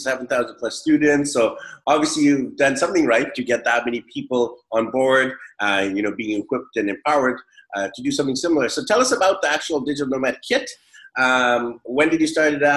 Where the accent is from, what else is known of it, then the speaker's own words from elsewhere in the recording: Vancouver, British Columbia, Canada; now in Taiwan; I'm from Vancouver, and in Vancouver, we get this 8 months of cloud and gloominess.